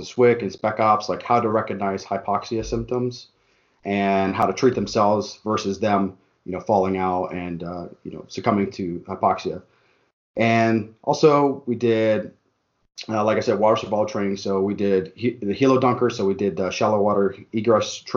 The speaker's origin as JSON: {"language": "English", "town": "Tucson", "region": "Arizona", "country": "United States", "also_born_or_lived": "Phoenix area", "moved": "as an adult", "lives_now": "Phoenix, United States", "said": "I'm from Tucson. So, like, coming from Tucson"}